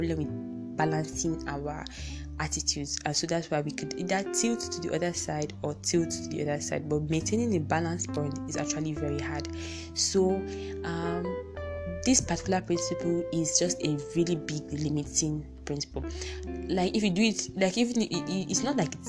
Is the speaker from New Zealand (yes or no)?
no; Nigeria; I'm from Nigeria